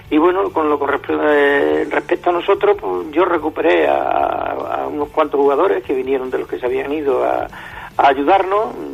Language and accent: Spanish; Pueblo Nuevo, Extremadura, Spain; tú sabes que yo soy de Pueblo Nuevo, yo en Pueblo Nuevo he sido